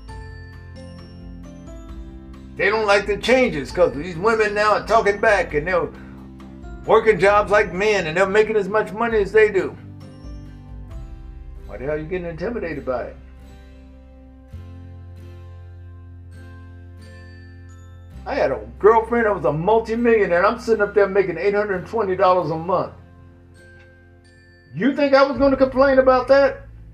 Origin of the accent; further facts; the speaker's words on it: the South, United States; I'm from the South.